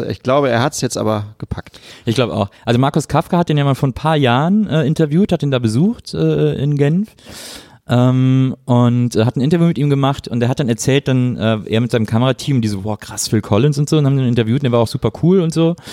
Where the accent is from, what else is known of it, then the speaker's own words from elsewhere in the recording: Rhineland, Germany; moved away; komme ja eigentlich auch aus dem Rheinland.